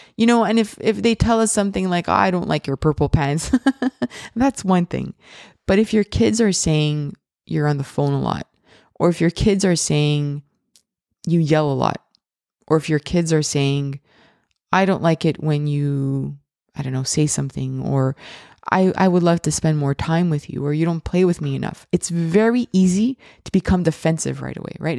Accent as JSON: {"language": "English", "town": "Montreal", "region": "Quebec", "country": "Canada", "said": "I am from Montreal, Canada"}